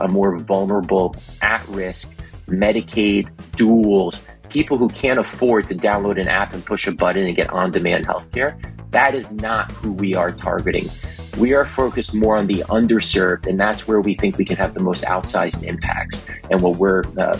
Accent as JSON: {"language": "English", "region": "East Coast", "country": "United States", "tie": "born or raised there", "said": "I was very little and immigrated to New York, New Jersey. I grew up on the East Coast."}